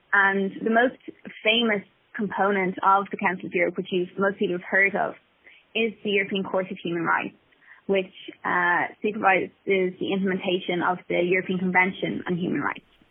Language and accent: English; Ireland; as Irish people